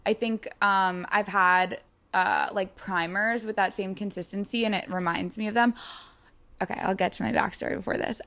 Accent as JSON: {"language": "English", "area": "Long Island", "region": "New York", "country": "United States", "moved": "as an adult", "lives_now": "New York City, United States", "said": "I'm from Long Island. I've lived in the city for a while."}